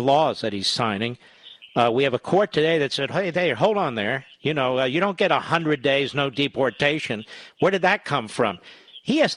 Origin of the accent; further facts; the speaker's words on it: Pennsylvania, United States; Pennsylvania, my home state